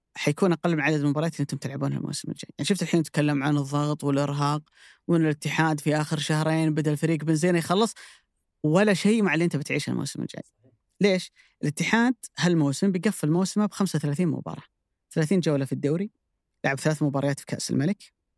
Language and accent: Arabic; Saudi Arabia; عندنا في السعوديه